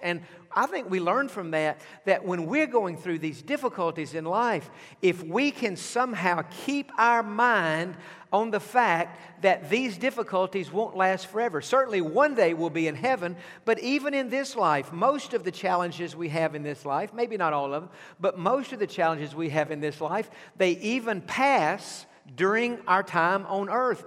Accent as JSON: {"language": "English", "region": "East Texas", "country": "United States", "tie": "born or raised there", "said": "I grew up in East Texas"}